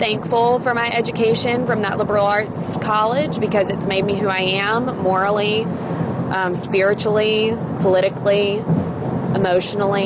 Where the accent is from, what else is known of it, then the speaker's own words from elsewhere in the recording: Mississippi, United States; I am from Mississippi. When I was in high school, I had dreams of going off somewhere out of state and doing something different from my little high school in small town Mississippi